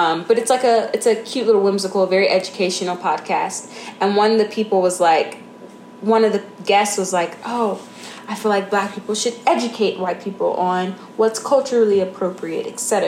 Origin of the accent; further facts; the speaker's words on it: Houston, Texas, United States; I grew up in Houston